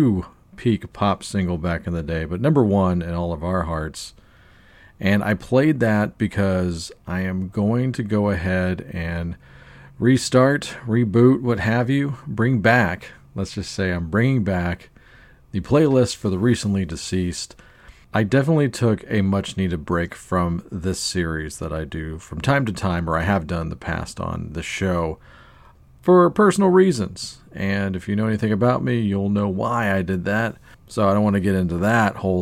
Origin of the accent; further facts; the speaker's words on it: Baton Rouge, Louisiana, United States; my hometown of Baton Rouge, Louisiana